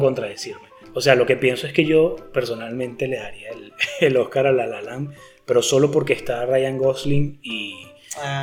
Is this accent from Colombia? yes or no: no; Venezuela; está ubicada en mi país y es subvencionada por el pues gobierno, el gobierno bananero de Venezuela